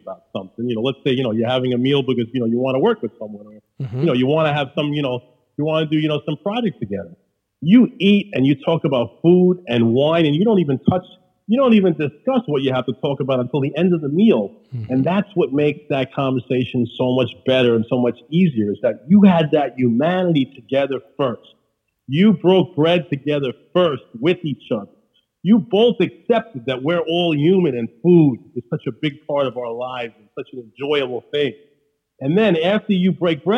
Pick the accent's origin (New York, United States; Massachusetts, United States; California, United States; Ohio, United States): New York, United States; New York City; accent: Queens; I'm letting my Queens accent, you know, come through, because that's part of the theater of being from New York